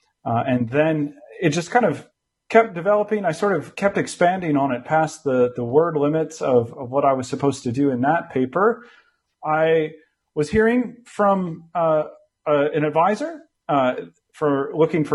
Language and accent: English; United States; moved away as an adult; also born or lived in California; now in London, United Kingdom; I'm American by birth